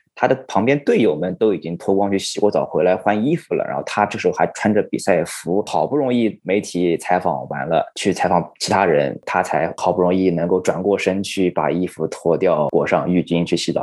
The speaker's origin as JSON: {"language": "Chinese", "country": "China", "said": "我是来自中国的记者"}